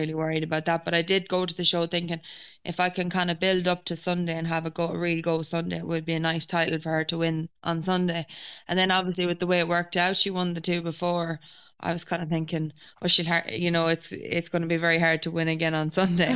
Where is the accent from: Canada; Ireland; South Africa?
Ireland; I suppose being Irish